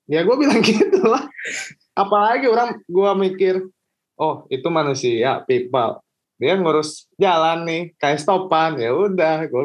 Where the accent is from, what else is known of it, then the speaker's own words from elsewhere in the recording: Bandung, West Java, Indonesia; Gua kan lahir di Bandung, besar di Bandung, kerja di Jakarta.